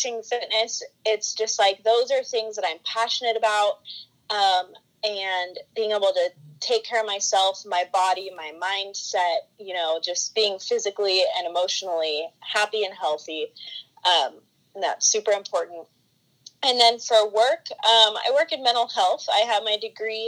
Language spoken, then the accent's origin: English; California, United States; I'm from California, born and raised here